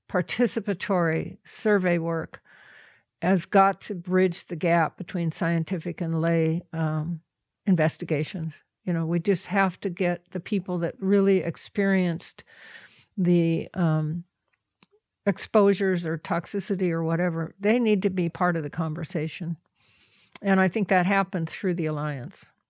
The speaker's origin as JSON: {"language": "English", "town": "The Dalles", "region": "Oregon", "country": "United States", "tie": "born or raised there", "said": "I'm a native Oregonian. I was born in the Dalles. I'd lived in Oregon my whole"}